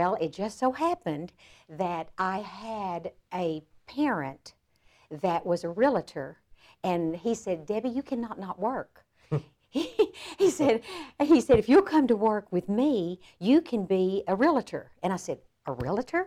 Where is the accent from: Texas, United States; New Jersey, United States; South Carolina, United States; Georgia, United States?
Texas, United States; Frisco; I ended up back in my hometown of Frisco